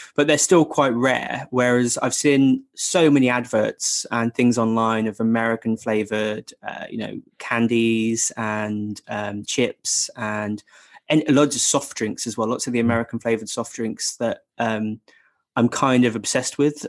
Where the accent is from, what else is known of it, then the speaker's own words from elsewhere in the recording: England, United Kingdom; I'm a proper Englishman